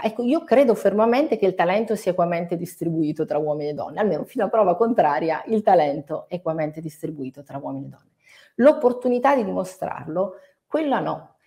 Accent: Italy; io adoro il mio paese

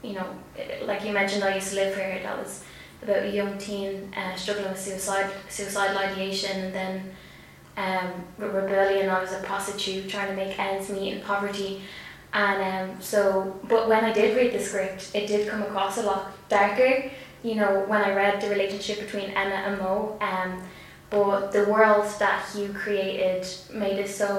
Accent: Tallaght, Leinster, Ireland; accent: working class Dublin (Tallaght)

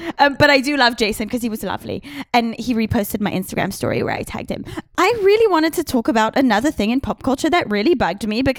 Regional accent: England, United Kingdom; I'm English

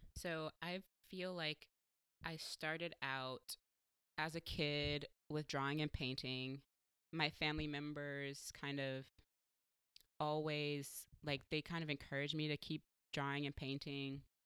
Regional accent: San Diego, California, United States; now in Portland, United States; I'm from San Diego

